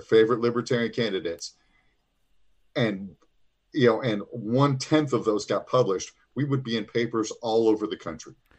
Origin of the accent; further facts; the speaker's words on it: Illinois, United States; I am from Illinois.